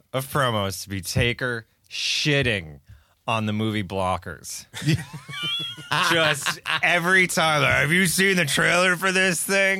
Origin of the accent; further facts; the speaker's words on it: Scranton, Pennsylvania, United States; also born or lived in Staten Island, New York; I grew up in Scranton, Pennsylvania.